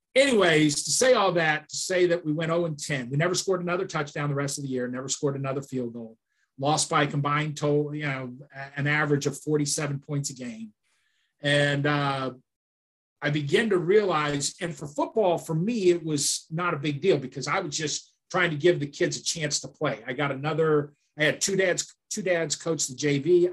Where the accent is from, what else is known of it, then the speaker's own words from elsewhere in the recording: Chicago, Illinois, United States; moved away; also born or lived in Miami; growing up in Chicago